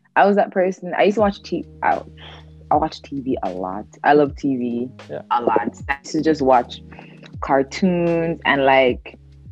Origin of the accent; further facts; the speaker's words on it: Jamaica; moved away; I grew up in Jamaica.